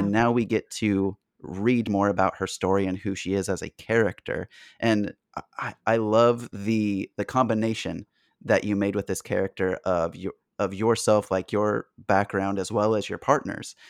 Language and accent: English; San Diego, California, United States; growing up in San Diego